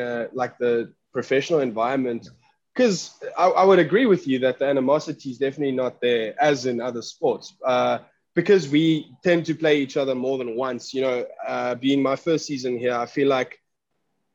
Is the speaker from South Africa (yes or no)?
yes; Caledon, Western Cape, South Africa; moved away as an adult; also born or lived in Somerset West / Paarl / Stellenbosch; now in Atlanta, United States; I was born in Somerset West. So I grew up in a little town called Caledon.